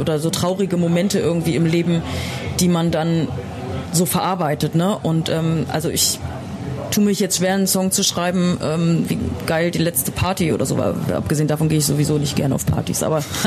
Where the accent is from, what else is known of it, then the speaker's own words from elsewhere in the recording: Bad Essen, Lower Saxony, Germany; now in Berlin, Germany; ich komme aus Niedersachsen. Ich komme aus der Nähe von Osnabrück, aus Bad